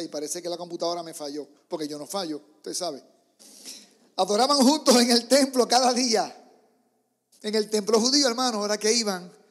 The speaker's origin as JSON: {"language": "Spanish", "country": "Puerto Rico", "moved": "yes", "said": "Entonces vengo de Puerto Rico, donde en las iglesias hay tantos músicos. Tú mueves una piedra y de ahí salen músicos."}